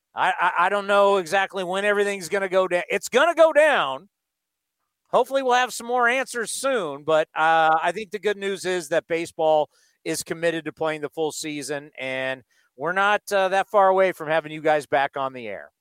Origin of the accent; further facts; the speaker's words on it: San Diego, California, United States; I was born in San Diego